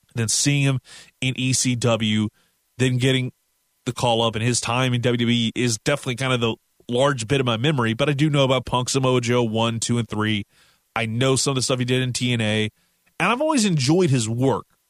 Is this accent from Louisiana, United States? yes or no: yes; Louisiana, United States; I'm from the South in Louisiana